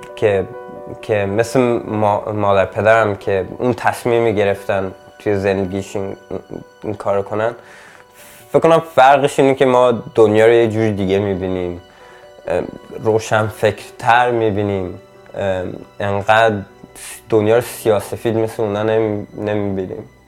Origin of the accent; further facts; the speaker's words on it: Sweden; also born or lived in Iran / Camp Ashraf, Iraq; آخه من خیلی کوچیک اومده بودم اینجا هم ولی توی فامیلا ایرانی بزرگ شدم